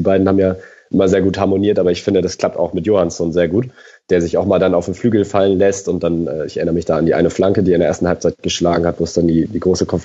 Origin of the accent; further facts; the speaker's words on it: Hamburg, Germany; Also, und das sage ich ja als Hamburger jetzt nicht unbedingt gerne.